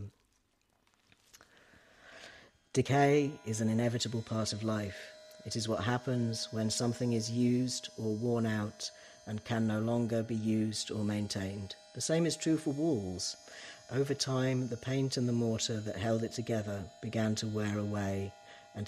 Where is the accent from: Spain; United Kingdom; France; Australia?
United Kingdom; East Anglia, East of England; now in Ireland; the part of England that I'm originally from East Anglia